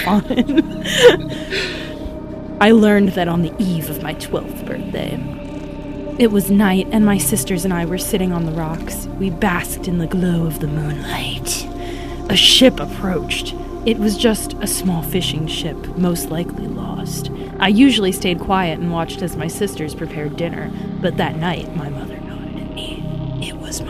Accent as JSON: {"language": "English", "region": "a tiny town on the North Carolina coast", "country": "United States", "said": "I'm from a tiny, tiny town on the North Carolina coast"}